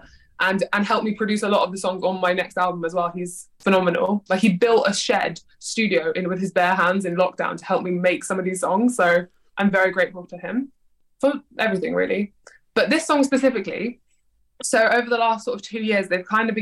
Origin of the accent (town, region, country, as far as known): London, United Kingdom; born or raised there